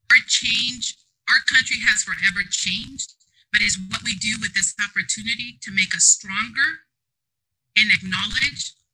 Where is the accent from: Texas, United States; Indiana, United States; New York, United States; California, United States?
California, United States; San Diego; I grew up in Southeast San Diego, to be specific, the Mount Hope community.